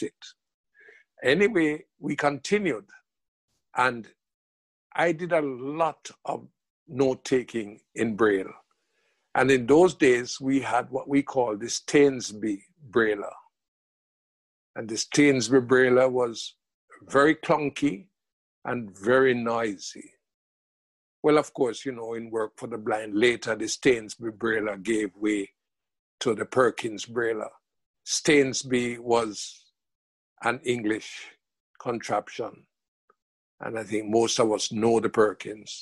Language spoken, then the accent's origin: English; Jamaica; moved away as an adult; also born or lived in England; myself as a Jamaican